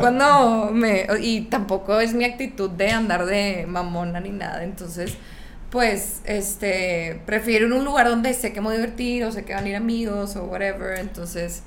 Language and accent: Spanish; San Pedro Garza García, Nuevo León, Mexico; moved away as an adult; also born or lived in Monterrey; nunca he encajado en la, en la caja San Petrina